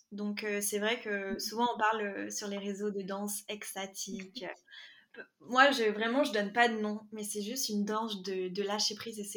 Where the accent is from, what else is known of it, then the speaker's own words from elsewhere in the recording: Quebec, Canada; also born or lived in France; c'est …, j'ai 23 ans et comme tu l'as dit, euh, je suis prof de PS et future coach et je suis franco-québécoise.